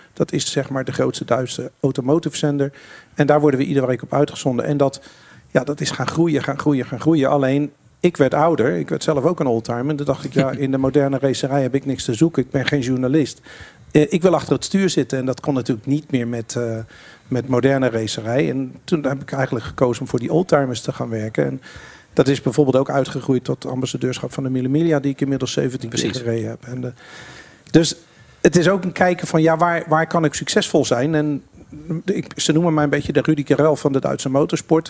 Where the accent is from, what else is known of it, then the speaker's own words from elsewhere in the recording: Netherlands; als Nederlander